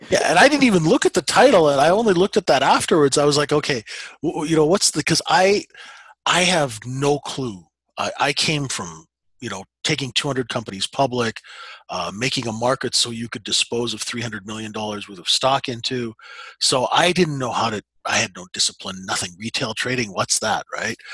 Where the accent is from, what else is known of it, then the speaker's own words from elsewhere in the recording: Canada; we're Canadian